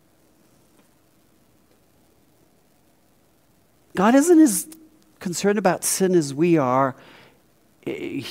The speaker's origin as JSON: {"language": "English", "country": "South Africa", "tie": "born or raised there", "moved": "yes", "lives_now": "United States", "said": "I grew up in South Africa with really good chocolate, Cadbury, serious, really good. And I came to America."}